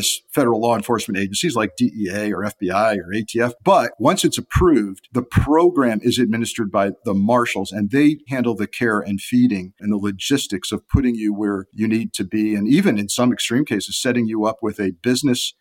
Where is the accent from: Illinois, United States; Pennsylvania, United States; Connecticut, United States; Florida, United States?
Connecticut, United States; Southern; being an 11-year-old kid in Connecticut and growing up in the Southern Connecticut media market